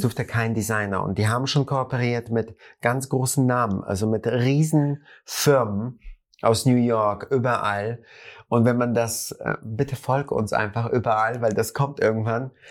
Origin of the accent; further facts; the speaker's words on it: Germany; bei uns in Deutschland